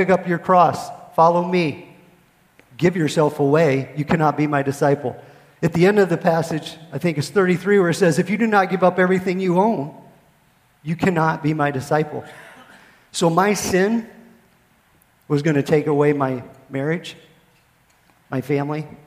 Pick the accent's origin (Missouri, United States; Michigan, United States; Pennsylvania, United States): Pennsylvania, United States; moved away as an adult; also born or lived in Fort Hood, Texas; now in Texas, United States; I am a Yankee from Pennsylvania